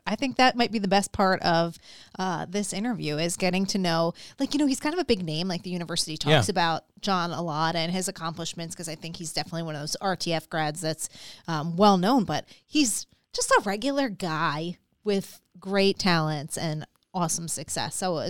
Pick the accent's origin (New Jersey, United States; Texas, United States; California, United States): New Jersey, United States; Howell; I grew up in Howell.